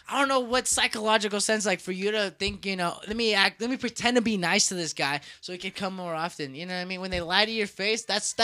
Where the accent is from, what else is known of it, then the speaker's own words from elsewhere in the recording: United States; I'm from the United States.